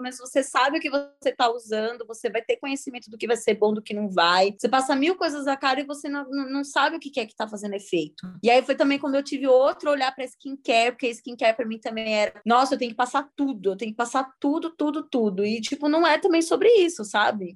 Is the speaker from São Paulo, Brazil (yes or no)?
yes; Itu, São Paulo, Brazil; moved away as an adult; now in São Paulo, Brazil; eu sou de uma cidade do interior, eu sou de Itu